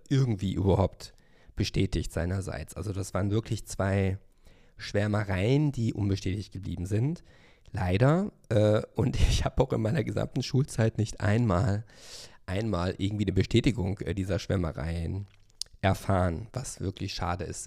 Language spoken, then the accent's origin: German; Hövelhof, North Rhine-Westphalia, Germany; now in Berlin, Germany; ich bin ja in Hövelhof aufgewachsen, ein Ort mit 12.000 Einwohnern zum Kreise Paderborn